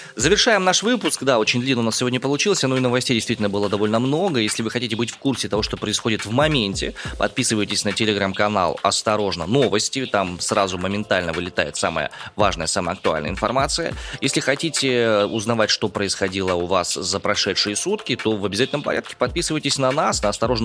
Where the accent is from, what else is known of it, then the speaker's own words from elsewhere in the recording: Omsk, Omsk Oblast, Russia; родом из Омска